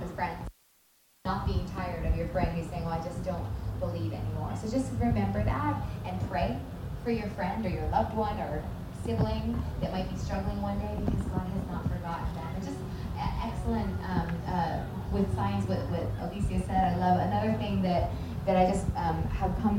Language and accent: English; Florida, United States; I grew up in Florida, so a lot of people speak Spanish